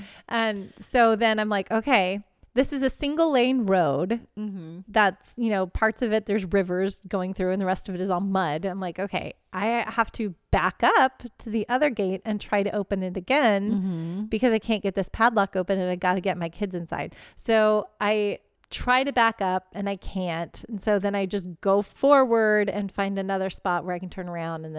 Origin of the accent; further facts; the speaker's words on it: Pacific Northwest, United States; Miss, I'm from Pacific Northwest. We wear rain boots.